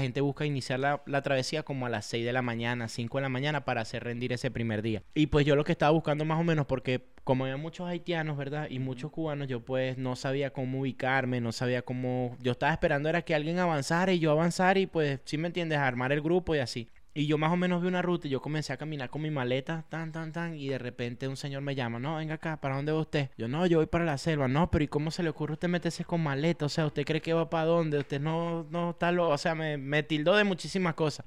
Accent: Venezuela; also born or lived in Tunja, Colombia; now in United States; yo como venezolano

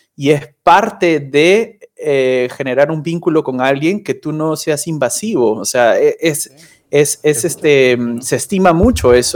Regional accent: Peru; moved away as an adult; also born or lived in Argentina / Colombia; now in Cologne, Germany; Yo me siento muy peruano

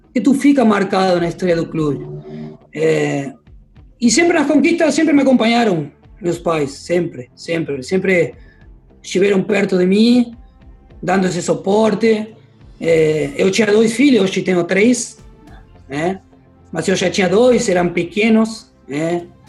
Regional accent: Argentina; moved away as an adult; now in Porto Alegre, Brazil; não troco nada pelo meu barrio, não troco nada pelo que eu vivi e pelo que eu tenho lá no, na minha terra

